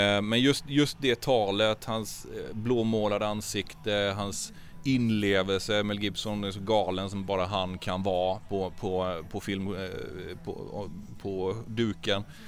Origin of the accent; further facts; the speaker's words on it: Traryd, Kronoberg County, Sweden; Trarydsjön där jag kommer ifrån, Traryd.